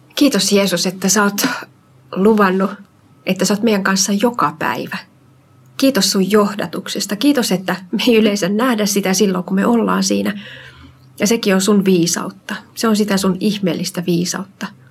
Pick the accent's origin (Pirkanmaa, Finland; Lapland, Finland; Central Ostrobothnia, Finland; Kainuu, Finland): Central Ostrobothnia, Finland; also born or lived in Uusimaa; now in Kirkkonummi, Finland; Mä oon lähtöisin Keski-Pohjanmaalta